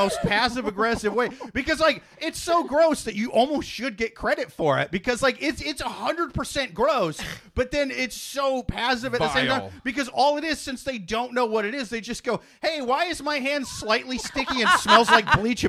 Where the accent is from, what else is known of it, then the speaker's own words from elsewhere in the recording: Arkansas, United States; born there; How did I make it here, even though I was born in Arkansas?